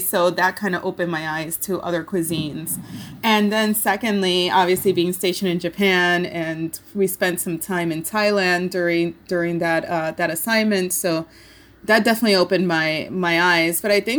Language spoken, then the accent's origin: English; Puerto Rico; So we, as a family, you know, we grew up in Puerto Rico.